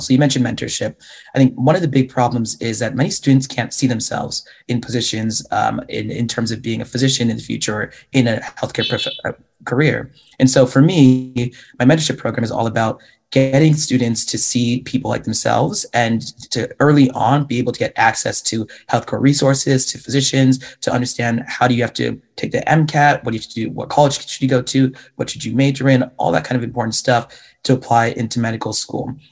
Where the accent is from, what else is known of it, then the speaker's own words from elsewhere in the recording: Mukilteo, Washington, United States; moved away as an adult; now in Portland, United States; I grew up in a little bit north of Seattle, Washington, in a town called Mukilteo